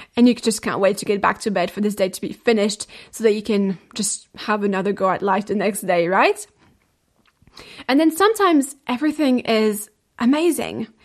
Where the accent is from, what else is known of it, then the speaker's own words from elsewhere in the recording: France; moved away; my home country, France.